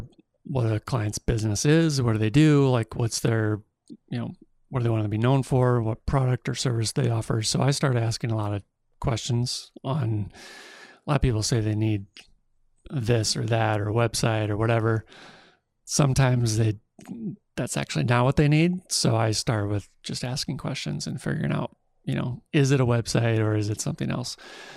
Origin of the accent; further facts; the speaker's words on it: Cedar Rapids, Iowa, United States; I'm from Cedar Rapids originally.